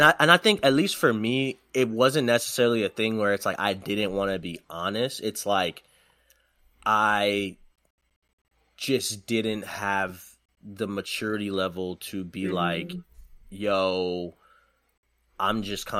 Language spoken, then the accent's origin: English; Detroit, Michigan, United States; also born or lived in Goodyear, Arizona / Texas; No, I'm originally from Detroit.